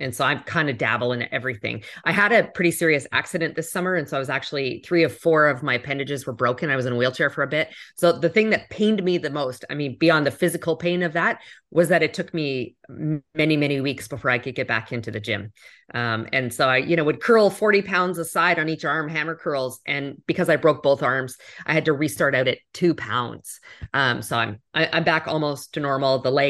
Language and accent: English; Canada; now in United States; As a Canadian, I picked up hockey.